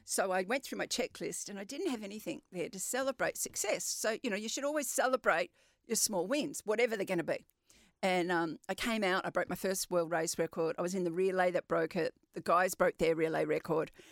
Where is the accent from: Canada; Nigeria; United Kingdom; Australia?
Australia; Western Australia; I'm very proud of being West Australian